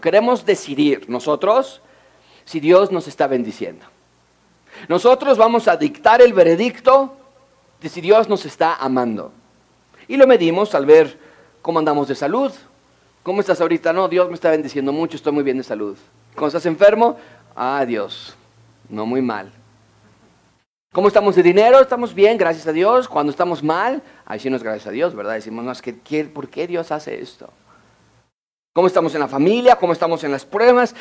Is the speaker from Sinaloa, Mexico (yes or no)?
no; Mexico City, Mexico; Yo nací en la Ciudad de México, Rebeca, mi esposa, nació en Connecticut, los Estados Unidos. Yo estudié toda mi vida en escuelas públicas en la Ciudad de México